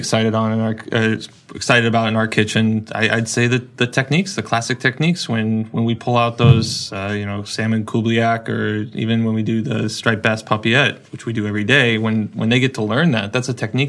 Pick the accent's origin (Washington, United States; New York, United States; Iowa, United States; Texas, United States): Washington, United States; Seattle; moved away; I'm from Seattle, and I thought we had great seafood there.